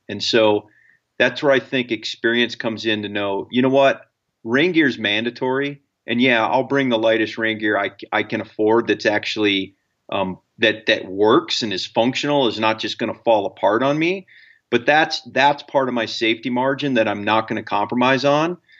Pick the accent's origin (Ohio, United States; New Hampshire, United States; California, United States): Ohio, United States; I, I grew up in Ohio